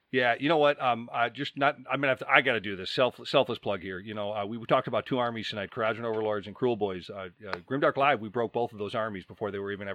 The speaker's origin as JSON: {"language": "English", "town": "Chicago", "region": "Illinois", "country": "United States", "said": "I'm from Chicago"}